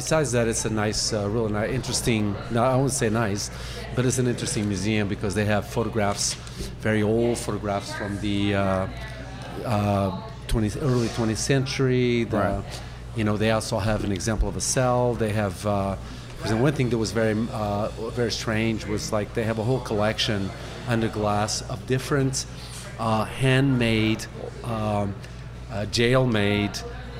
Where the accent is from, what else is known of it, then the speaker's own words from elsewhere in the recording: Angola; born there; also born or lived in Portugal; Actually, I was born in Angola, Africa.